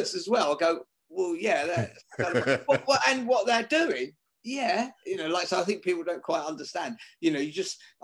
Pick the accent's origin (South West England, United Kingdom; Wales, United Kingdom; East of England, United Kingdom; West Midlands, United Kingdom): East of England, United Kingdom; Billericay; also born or lived in Ilford; now in Muswell Hill, United Kingdom; I was born in Ilford. Yeah, moved out to Billericay